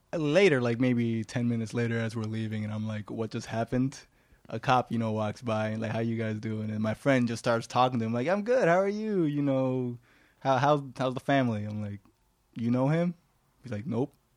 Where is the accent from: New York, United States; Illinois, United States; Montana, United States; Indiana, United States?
New York, United States; New York City; I was born here in Manhattan, and so were the rest of my brothers.